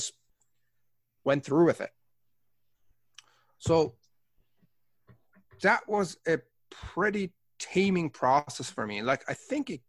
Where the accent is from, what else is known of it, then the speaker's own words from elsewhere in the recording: Tehran, Tehran Province, Iran; now in Canada; I was born in Tehran, Iran. I am Persian Canadian.